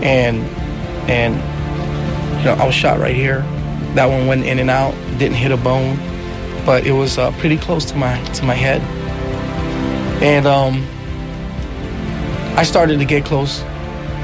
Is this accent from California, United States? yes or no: no; New York City, New York, United States; I was born in New York, in the Bronx, but I was raised till I was six in Manhattan, in Washington Heights